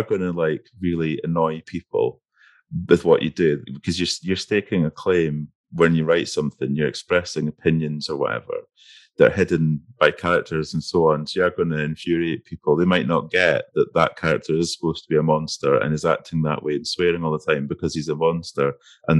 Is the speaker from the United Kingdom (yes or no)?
yes; between Dundee and Aberdeen, Scotland, United Kingdom; accent: Scottish; if you look at like Dundee and Aberdeen, which is a bit, I grew up between them